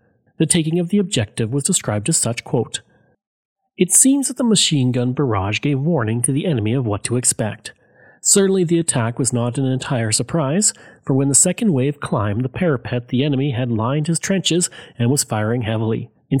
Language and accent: English; Alberta, Canada; accent: Albertan; because that just works the best for me with my Albertan accent